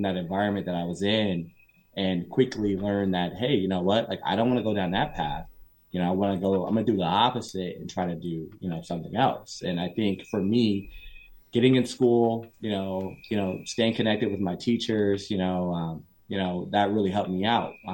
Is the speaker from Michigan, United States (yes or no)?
no; Phoenix, Arizona, United States; now in Southern California, United States; I grew up in South Phoenix area